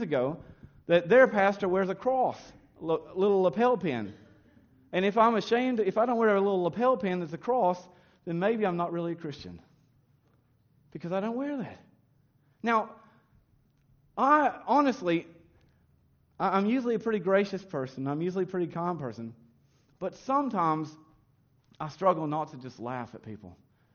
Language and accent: English; United States; moved away; when I was raised in America